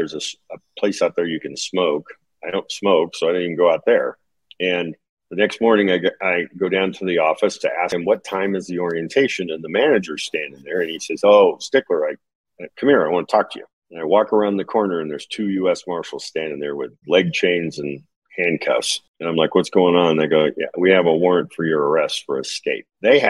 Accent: Nevada, United States; they send me to the halfway house in Las Vegas, Nevada, because I'm from Nevada.

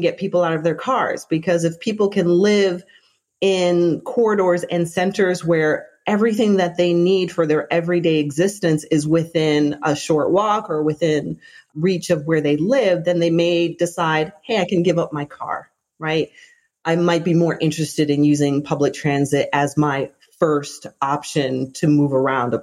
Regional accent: Toronto, Ontario, Canada; I grew up in Toronto, Canada, where our transit system is called TTC

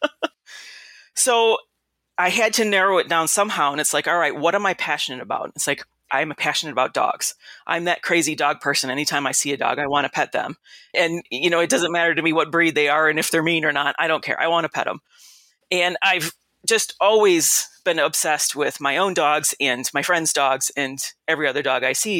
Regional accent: Detroit, Michigan, United States; also born or lived in Kalamazoo / Illinois; I'm from Detroit

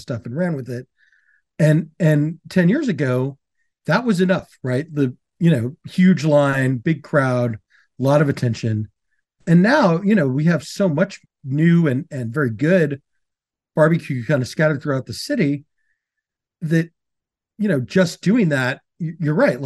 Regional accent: Houston, Texas, United States; growing up in Houston, Montgomery was the country

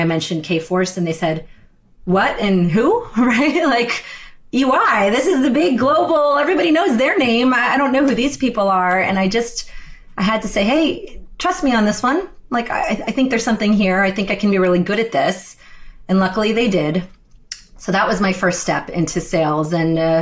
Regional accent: Wilmington, Delaware, United States; I was born in Wilmington, Delaware

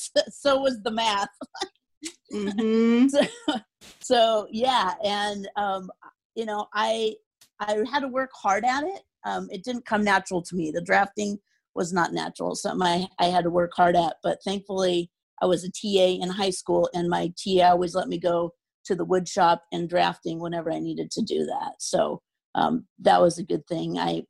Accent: Spokane, Washington, United States; also born or lived in Denver; So I grew up in Spokane, Washington, pretty much almost my whole childhood. I lived in Denver before that. So about the age of three is when we moved to Spokane.

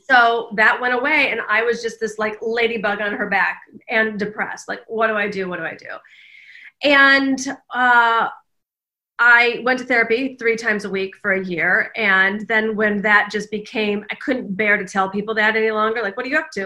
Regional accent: Detroit, Michigan, United States; moved away as an adult; also born or lived in Kalamazoo, Michigan / Washington, D.C.; I grew up in the Midwest, in the suburbs of Detroit

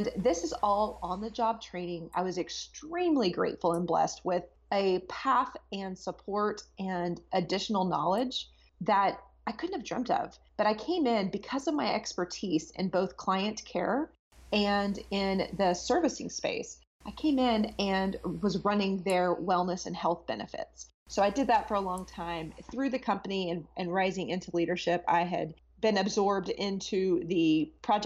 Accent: Texas, United States; moved away as an adult; I'm originally from Texas, so it was a nice place to come back home to.

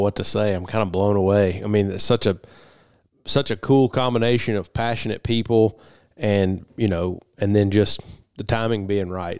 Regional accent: Tennessee, United States; I grew up hunting in Middle Tennessee

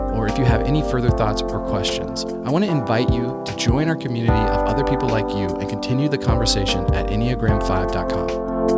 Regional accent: West Virginia, United States; I grew up in West Virginia

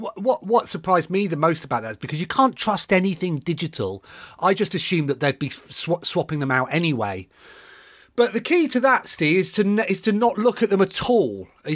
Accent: Bournemouth, South West England, United Kingdom; I grew up in Bournemouth

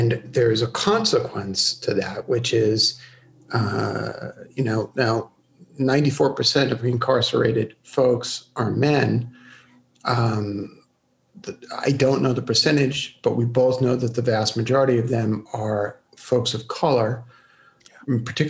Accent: New York City, New York, United States; I grew up in Brooklyn

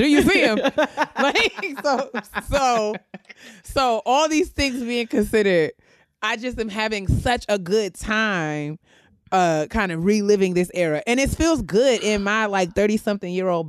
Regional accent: New York, United States; somebody like me growing up in New York singing in the choir

